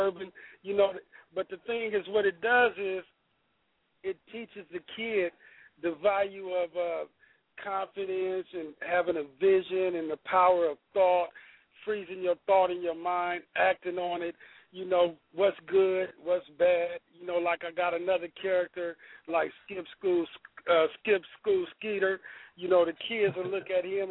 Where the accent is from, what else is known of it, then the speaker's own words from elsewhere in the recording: Sacramento, California, United States; I'm from Del Paso Heights in Sacramento